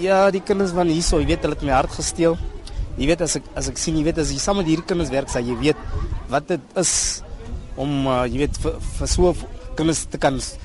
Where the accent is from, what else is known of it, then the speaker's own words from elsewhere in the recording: Bloemhof, North West, South Africa; now in Johannesburg, South Africa; ek kom daar van Bloemhof af. My ma bly in Bloemhof in daar in Boitumelo.